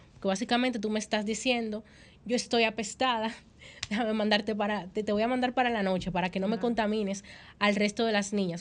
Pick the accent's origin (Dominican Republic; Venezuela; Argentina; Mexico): Dominican Republic; como dominicana